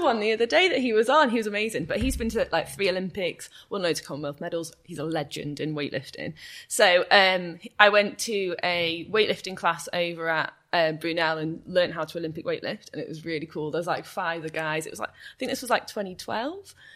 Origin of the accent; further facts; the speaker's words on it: Chester, North West England, United Kingdom; moved away as an adult; now in Bath, United Kingdom; I love Chester and it's my hometown. It's where I've lived all my life except for when I went to university